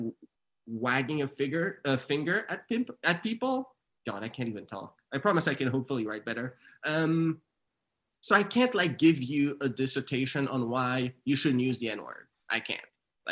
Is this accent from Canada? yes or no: yes; township 2 hours from Montreal, Quebec, Canada; also born or lived in Haiti; we moved there when I was like six from Haiti, and like we didn't even move to a city. We moved to like a township 2 hours from Montreal.